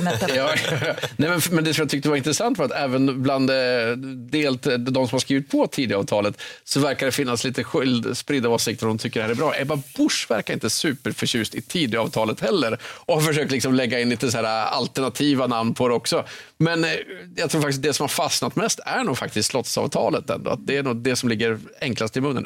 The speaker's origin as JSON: {"language": "Swedish", "town": "Östersund", "region": "Jämtland", "country": "Sweden", "tie": "born or raised there", "moved": "yes", "said": "när jag åker till Östersund där jag växte upp"}